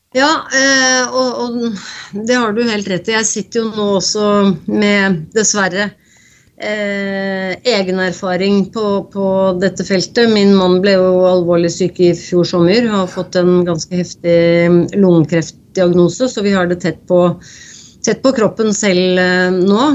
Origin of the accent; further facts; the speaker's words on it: Norway; her hjemme i Norge